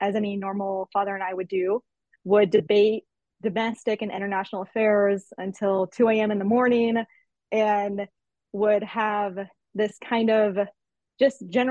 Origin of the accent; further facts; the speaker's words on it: Naples, Florida, United States; So I am originally from Naples, Florida